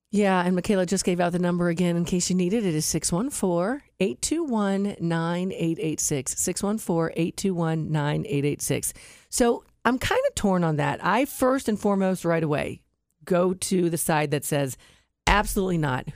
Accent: Westerville, Ohio, United States; Westerville, my hometown

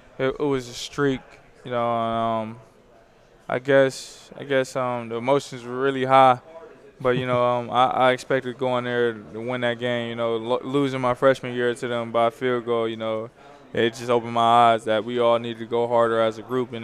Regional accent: Youngstown, Ohio, United States; moved away as an adult; now in Kentucky, United States; I'm from Youngstown, Ohio

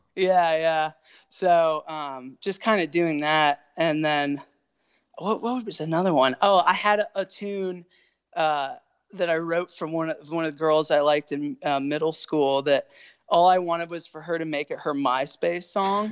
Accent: Winchester, Virginia, United States; I'm from Winchester, Virginia, which is in the Shenandoah Valley of Virginia

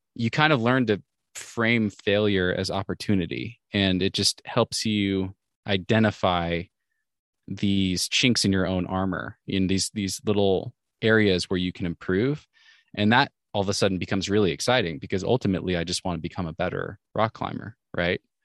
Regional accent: Washington, United States; moved away as an adult; also born or lived in Oregon; I grew up in Washington State

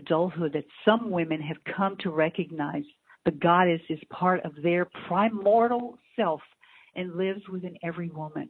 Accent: the South, United States; I grew up in the South

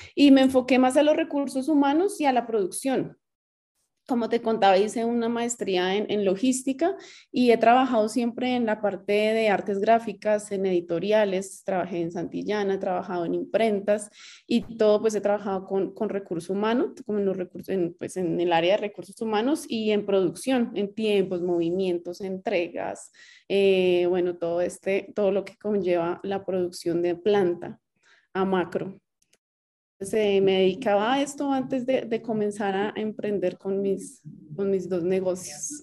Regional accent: Bogotá, Colombia; now in Cajicá, Colombia; soy de Bogotá, feliz aquí ahora en Cajica.

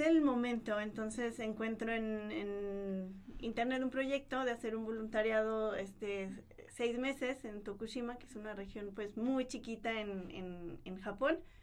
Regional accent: Mexico; nosotros como mexicanos

